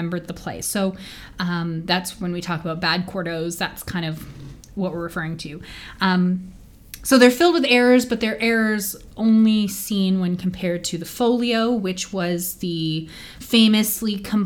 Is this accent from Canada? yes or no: yes; Edmonton, Alberta, Canada; we are from Edmonton, Alberta